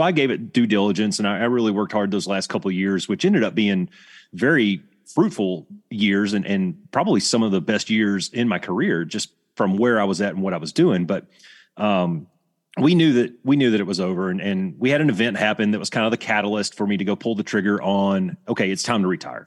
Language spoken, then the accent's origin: English; Alabama, United States; I grew up in Alabama.